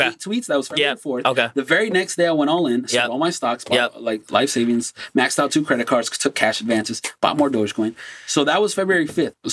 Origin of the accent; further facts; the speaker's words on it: Brazil; now in United States; I was born and raised in Brazil.